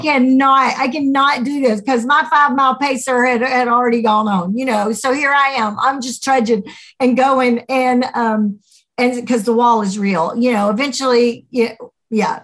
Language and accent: English; United States